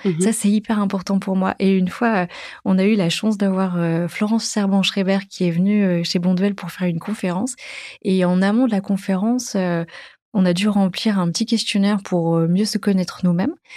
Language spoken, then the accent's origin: French; Dijon, Bourgogne-Franche-Comté, France; moved away as an adult; j'ai grandi à Dijon, en Bourgogne, jusqu'à l'âge de, de, 20 ans